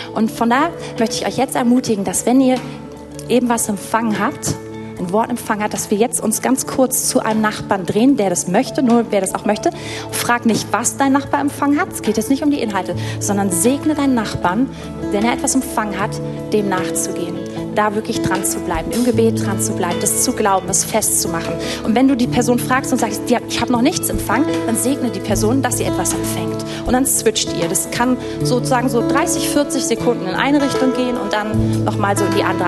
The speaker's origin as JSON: {"language": "German", "region": "Berlin", "country": "Germany", "said": "als Deutsche und als Berliner"}